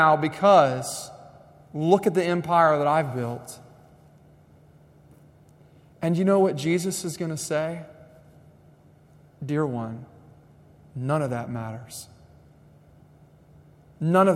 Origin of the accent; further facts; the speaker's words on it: United States; I was raised in American schools